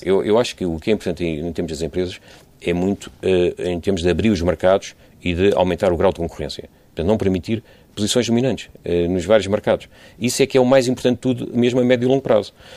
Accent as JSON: {"language": "Portuguese", "country": "Portugal", "said": "enquanto portugueses"}